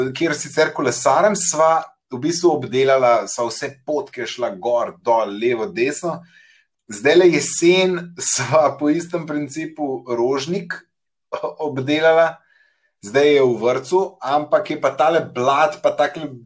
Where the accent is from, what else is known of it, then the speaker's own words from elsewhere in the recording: Central Slovenia, Slovenia; now in Ljubljana, Slovenia; jaz sem iz Škofalca